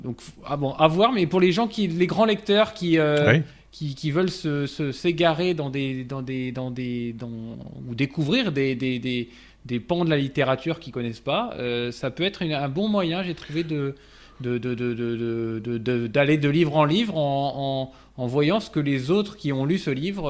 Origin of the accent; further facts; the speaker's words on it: France; je, parlais en tant que français